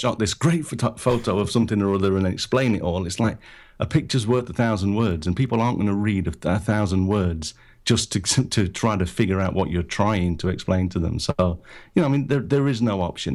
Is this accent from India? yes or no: no; United Kingdom; moved away as an adult; now in Japan; I'm originally from Britain. I'm, I'm based in Japan now. Lived here for twenty-five years or so.